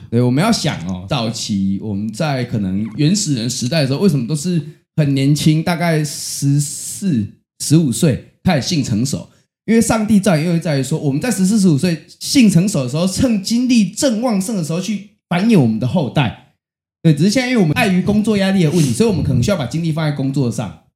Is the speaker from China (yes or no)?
no; Chiayi, Taiwan; 因为我是嘉义的